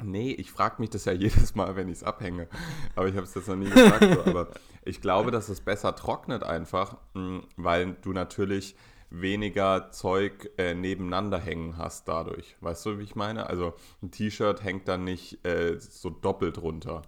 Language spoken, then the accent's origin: German; Berlin, Germany; als arroganter Berliner